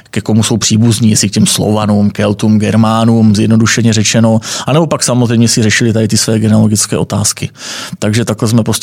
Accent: Moravia, Czechia; Takže já jsem z Moravy, eh, hodně inklinu, že tam má ocovská linie, pochází z Jižní Moravy

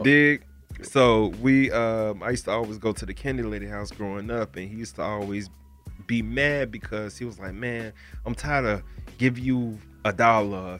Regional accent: Broward County, Florida, United States; I'm from Florida. I'm from Broward County

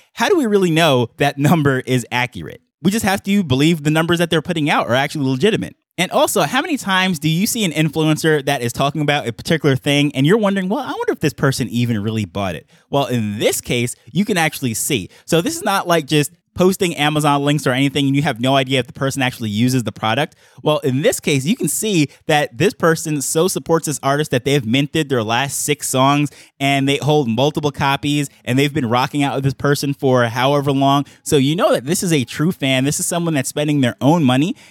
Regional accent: Jamaica; being a Jamaican myself

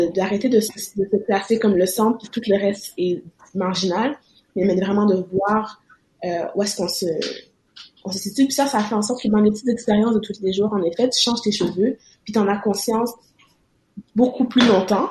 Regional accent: Quebec, Canada; en tant que Québécois

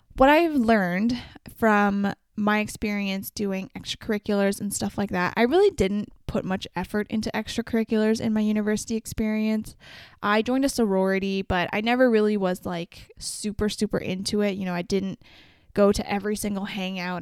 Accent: Vancouver, British Columbia, Canada; I'm from Vancouver, so I've explored a lot of it

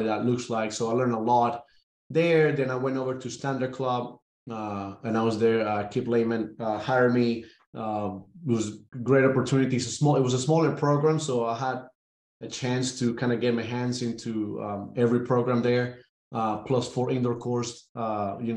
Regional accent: Caracas, Capital District, Venezuela; moved away as an adult; also born or lived in Jacksonville, Alabama; now in Atlanta, United States; born and raised in Caracas, Venezuela

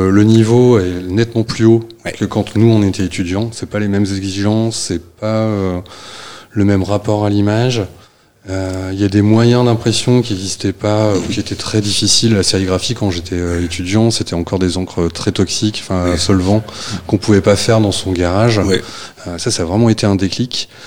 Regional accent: Hauts-de-France, France; now in Rennes, France; moi, je suis originaire du Nord. Au départ, je suis de, à côté de Béthune. Et quand je suis arrivé sur Rennes

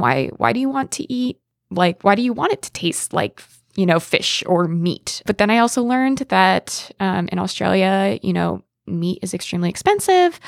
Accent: Pennsylvania, United States; I'm from Pennsylvania

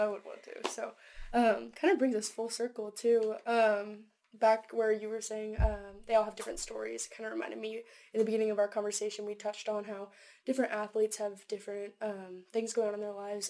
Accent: Grapevine, Texas, United States; I'm from Grapevine, Texas.

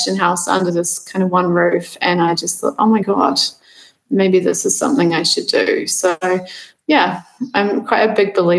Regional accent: New Zealand; moved away as an adult; also born or lived in Amsterdam; I actually grew up on a farm here in New Zealand

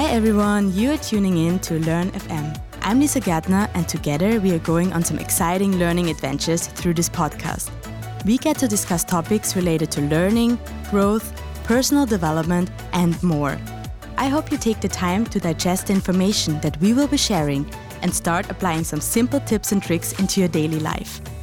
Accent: Austria; Heinz and I, we're both from Austria

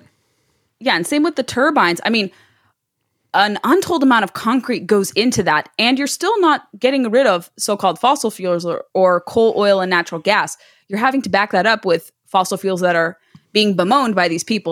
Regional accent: United States; being first generation American, growing up in America

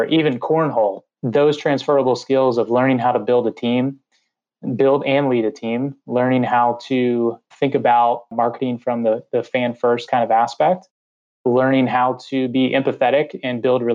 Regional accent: Orlando, Florida, United States; I was born and raised in Orlando, Florida

